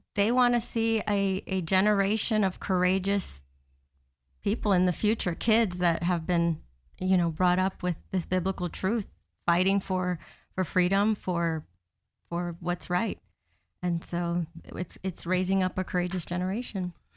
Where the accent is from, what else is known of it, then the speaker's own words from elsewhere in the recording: Miami, Florida, United States; now in Orlando, United States; I've been in Florida most of my life. I moved down from Miami when I was fourteen. I went to high school here, and I've been here ever since in Orlando.